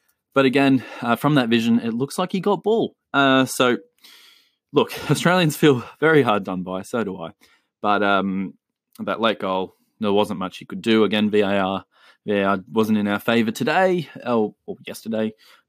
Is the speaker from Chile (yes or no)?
yes; Chile; I have seen so many posts, obviously because of the fact that I'm from Chile.